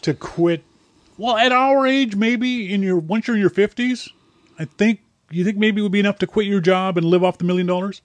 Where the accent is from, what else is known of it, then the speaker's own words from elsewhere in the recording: Nova Scotia, Canada; I'm from Nova Scotia, Nova Scotia, Canada.